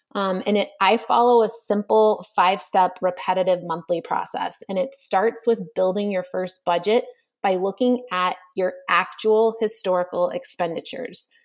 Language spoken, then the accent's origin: English; Texas, United States; moved away; as a little kid growing up in Texas